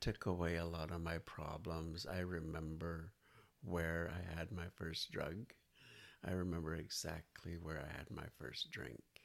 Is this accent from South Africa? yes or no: no; Nanaimo, British Columbia, Canada; now in Victoria, Canada; I was basically born and raised in Nanaimo, BC